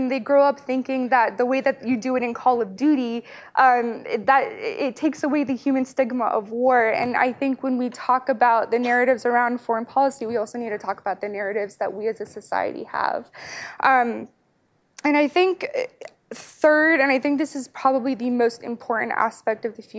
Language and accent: English; United States; I'm a member of the Afghan diaspora. My family came to the United States shortly after the Soviet invasion of 1979